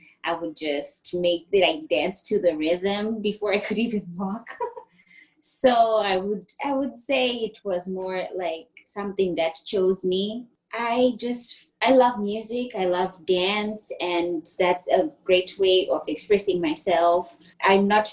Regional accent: Bulawayo, Zimbabwe; moved away as an adult; I'm from Bulawayo

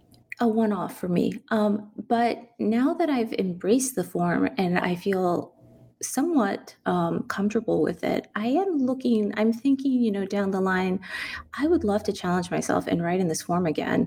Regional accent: San Antonio, Texas, United States; Growing up in San Antonio, I never saw San Antonio in anything literary, in any books, in any essays.

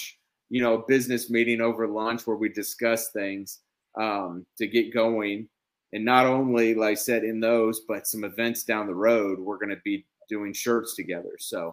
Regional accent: Kansas, United States; I grew up in Basser, Kansas

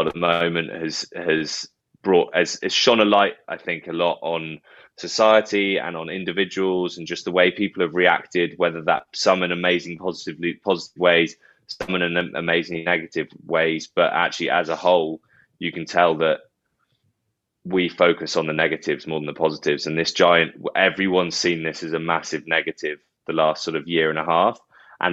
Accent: Bath, South West England, United Kingdom; moved away as an adult; also born or lived in Doncaster; I've signed for Bath after I left school and it was my hometown club

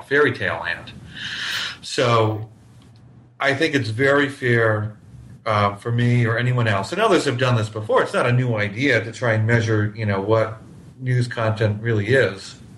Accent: New Hampshire, United States; now in Miami, United States; I grew up in New Hampshire

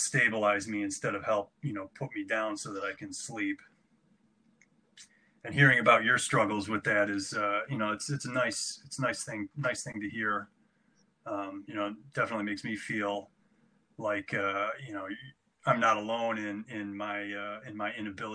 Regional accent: Fairport, New York, United States; growing up in Fairport was great

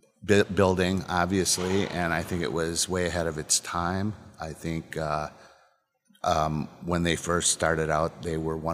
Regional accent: Peru, Illinois, United States; also born or lived in Chicago; I grew up in Peru, Illinois. I would move to Chicago, and I am back here with the distillery in the historic Westclax building.

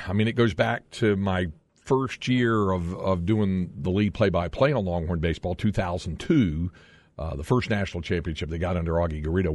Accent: North Carolina, United States; since you grew up North Carolina like I did, and I grew up on, uh, on a lake

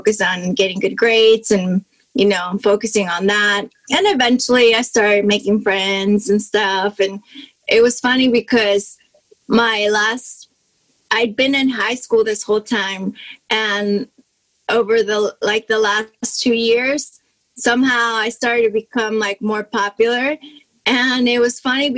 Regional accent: Mexico; English is a second language; I was born and raised in Mexico

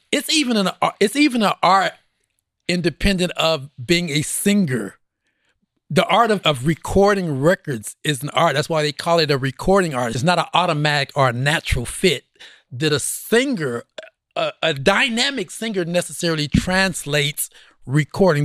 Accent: Oklahoma City, Oklahoma, United States; growing up in Oklahoma at that time

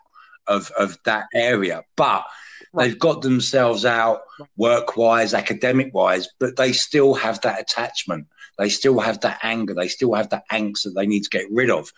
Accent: United Kingdom; our British actors

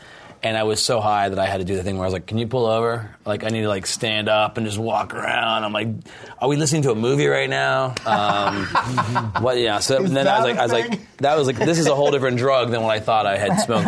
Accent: New Jersey, United States; I grew up in New Jersey

